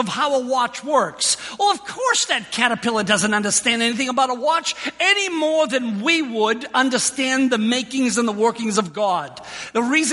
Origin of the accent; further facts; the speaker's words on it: Boston, Massachusetts, United States; moved away; also born or lived in New York; I was born in Boston in St. Elizabeth's Hospital